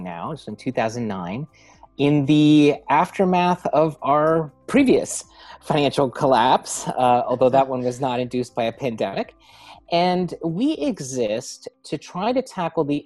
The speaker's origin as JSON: {"language": "English", "town": "Los Angeles", "region": "California", "country": "United States", "tie": "born or raised there", "moved": "as an adult", "lives_now": "Rhode Island, United States", "said": "I grew up in Los Angeles"}